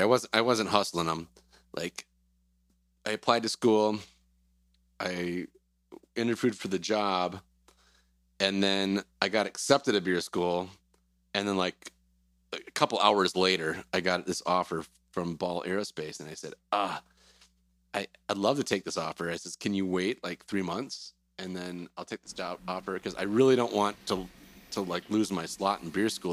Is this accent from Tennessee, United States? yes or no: no; Wisconsin, United States; moved away as an adult; also born or lived in Cedar Rapids, Iowa / Pella, Iowa; I'm from Wisconsin originally. Went to school in UW Platteville